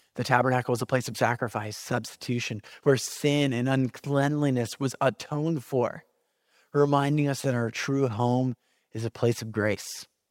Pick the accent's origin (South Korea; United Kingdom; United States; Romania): United States; California; moved away as an adult; also born or lived in Kansas City, Missouri; I was moving from California, where I am from, to Kansas City, Missouri